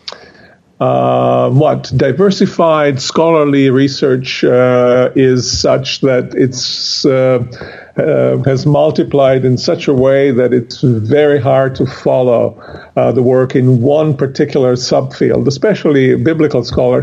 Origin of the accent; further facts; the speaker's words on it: Croatia; now in Connecticut, United States; Originally from Croatia